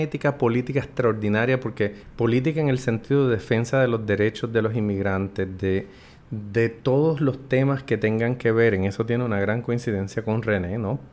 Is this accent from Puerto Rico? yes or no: yes; San Juan, Puerto Rico; also born or lived in United States; creciendo en esa adolescencia en Santurce